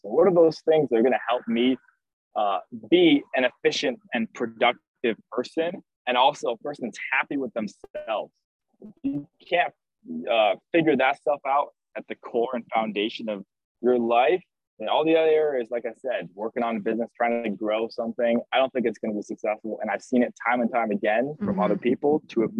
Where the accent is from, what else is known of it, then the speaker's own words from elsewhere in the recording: Scottsdale, Arizona, United States; now in Minnesota, United States; I grew up in Scottsdale, Arizona.